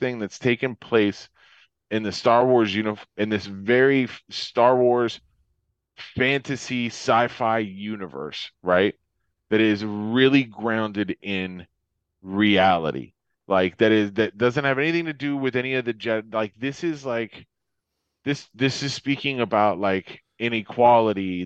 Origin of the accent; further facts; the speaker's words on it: Florida, United States; moved away; I grew up in Florida, like, I grew up at, you know, like, I've lived here my whole life.